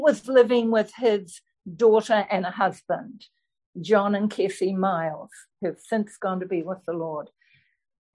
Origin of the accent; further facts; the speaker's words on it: Belfast, Northern Ireland, United Kingdom; I was born in Belfast, Northern Ireland.